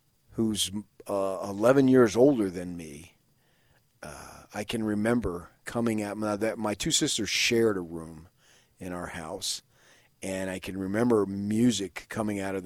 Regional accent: Salt Lake City, Utah, United States; I'm from Salt Lake City, Utah.

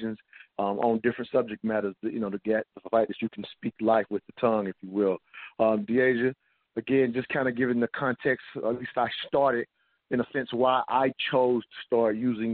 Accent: the South, United States; I grew up in the South

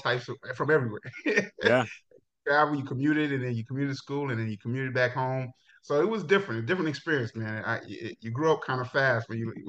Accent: New York City, New York, United States; moved away as an adult; also born or lived in Jamaica; now in Texas, United States; I'm originally from Jamaica, right? So I came to the United States when I was 7 years old. And I grew up in Brooklyn from that time on.

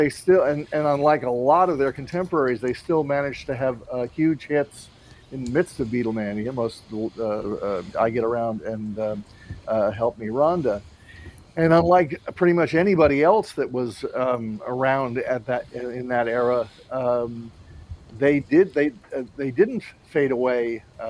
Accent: East Coast, United States; I mean, I grew up on the East Coast.

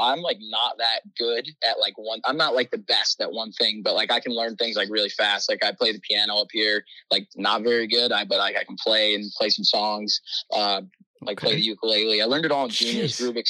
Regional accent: Sylvania, Ohio, United States; Yeah, so I grew up in Sylvania, Ohio.

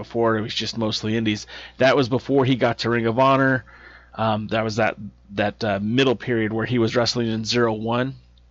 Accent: California, United States; Now, I grew up in Southern California, and I didn't know then.

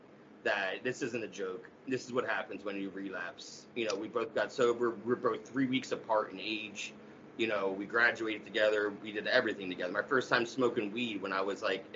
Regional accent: Camden, New Jersey, United States; I grew up right outside of Camden, New Jersey.

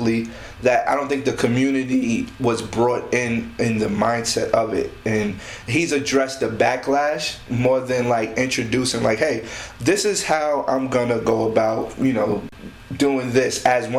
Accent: New York City, New York, United States; born and raised in Queens

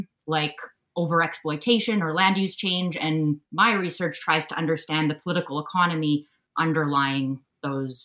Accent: Sooke, British Columbia, Canada; moved away as an adult; also born or lived in Vancouver, Canada; I'm speaking to you from Sooke, the territory of the Sauk Nation, and this is where I grew up on Vancouver Island. That's where I'm from.

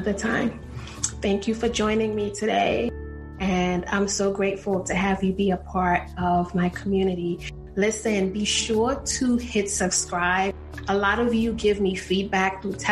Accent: New York, United States; moved away as an adult; also born or lived in Texas / Ohio; I grew up in New York

